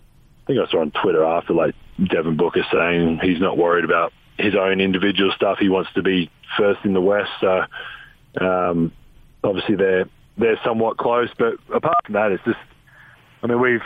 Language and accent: English; Adelaide, South Australia, Australia; growing up in Australia, the NBA was so far away. We didn't have cable TV, so I couldn't watch games. I grew up wanting to play for the Adelaide 36ers